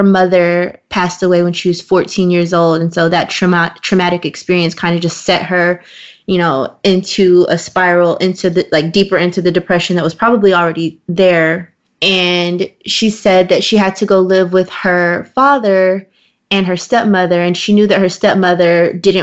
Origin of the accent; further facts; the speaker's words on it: Waco, Texas, United States; we lived in the same small city. So, like, we lived in, you know, I'm from Waco